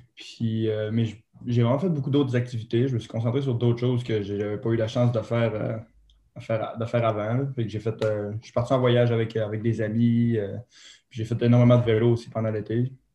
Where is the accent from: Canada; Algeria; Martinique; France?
Canada; Saguenay, Quebec; Moi, je viens du Saguenay, au Mont-Bélu.